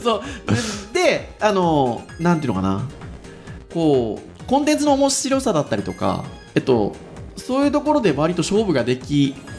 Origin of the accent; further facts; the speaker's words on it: Kyushu, Japan; 私九州の出身なんですけど